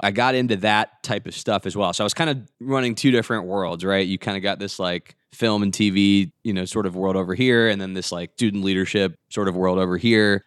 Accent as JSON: {"language": "English", "town": "Atlanta", "region": "Georgia", "country": "United States", "tie": "born or raised there", "also_born_or_lived": "New Jersey", "said": "I grew up in the Atlanta area, so like Alpharetta, Johns Creek, that area."}